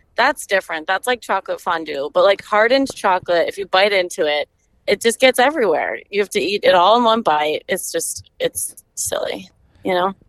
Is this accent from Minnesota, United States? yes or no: yes; Stillwater, Minnesota, United States; also born or lived in Madison, Wisconsin; I'm from Minnesota. I'm from Stillwater.